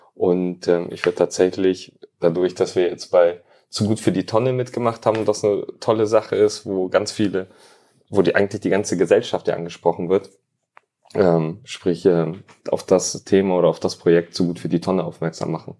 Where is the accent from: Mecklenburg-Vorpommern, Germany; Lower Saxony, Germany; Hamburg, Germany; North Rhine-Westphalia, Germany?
Hamburg, Germany; born or raised there; also born or lived in Tallinn, Estonia; now in Bielefeld, Germany